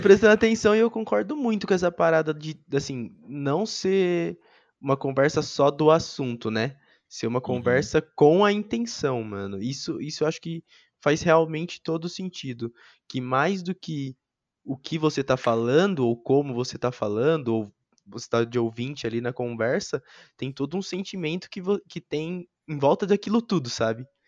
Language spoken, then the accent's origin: Portuguese; Jundiaí, São Paulo, Brazil; moved away as an adult; also born or lived in Limeira; now in Campinas, Brazil; cresci também ali em Jundiaí